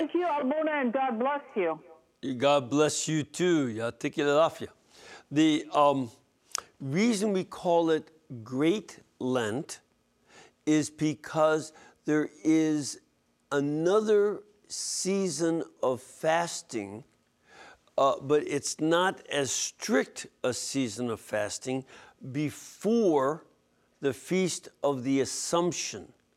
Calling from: Montclair, New Jersey, United States; I'm calling from Montclair, New Jersey

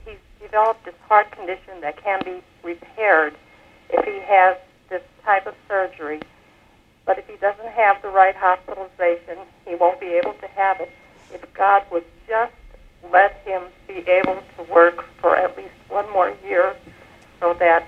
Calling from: Pennsylvania, United States

